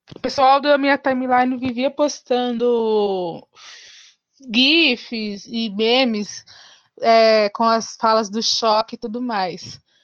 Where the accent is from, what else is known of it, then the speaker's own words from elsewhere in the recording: São Paulo, Brazil; eu sou de São Paulo, capital.